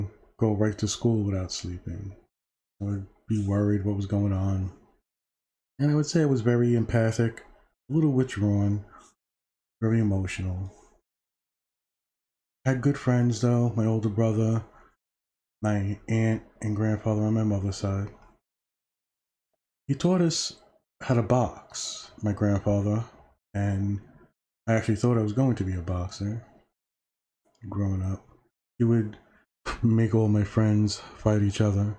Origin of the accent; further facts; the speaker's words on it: New York City, New York, United States; born and raised in Brooklyn, New York, 1971